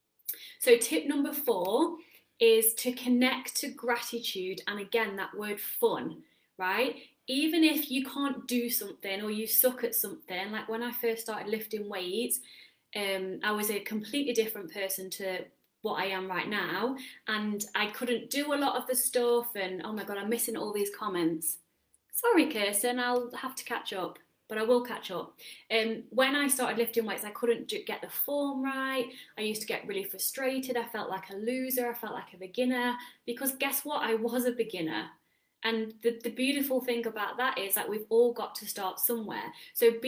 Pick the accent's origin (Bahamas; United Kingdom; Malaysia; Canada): United Kingdom; England; moved away as an adult; now in Netherlands; I'm English